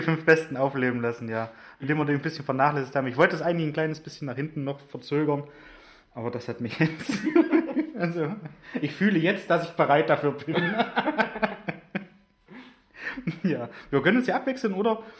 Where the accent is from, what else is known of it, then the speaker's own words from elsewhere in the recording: Germany; moved away; ich bin in Großonner aufgewachsen